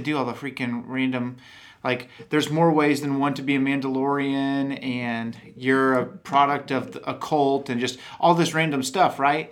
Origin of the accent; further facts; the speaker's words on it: Texas, United States; accent: Texan; I'm from Texas, and I, I don't not that I have a heavy Texan accent